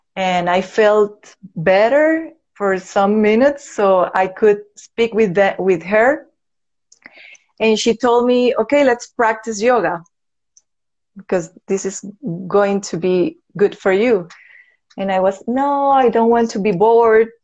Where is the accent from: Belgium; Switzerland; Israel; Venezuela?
Venezuela; English is a second language; moved away as an adult; now in Medellin, Colombia; I was born here in Medellin, Colombia. But when I was a baby, my parents decided to move to Venezuela. So I grew up there.